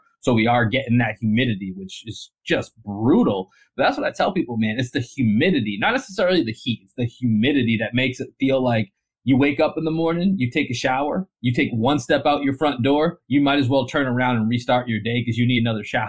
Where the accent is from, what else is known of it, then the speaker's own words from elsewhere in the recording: Boston, Massachusetts, United States; now in Austin, United States; I grew up in Dorchester, grew up in Boston.